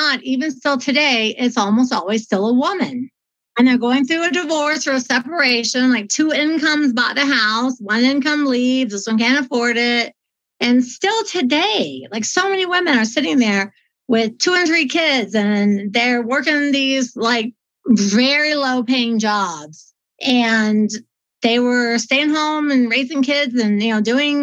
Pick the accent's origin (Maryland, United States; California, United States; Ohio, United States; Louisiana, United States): Ohio, United States; Dayton; now in Colorado, United States; I was raised in Ohio